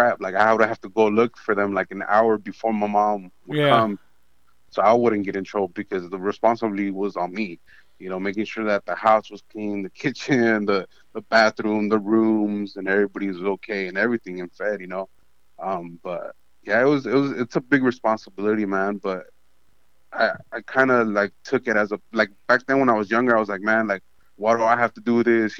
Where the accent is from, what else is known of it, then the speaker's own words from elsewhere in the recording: Santa Ana, California, United States; also born or lived in Tustin, California; I grew up in Santa Ana, Orange County.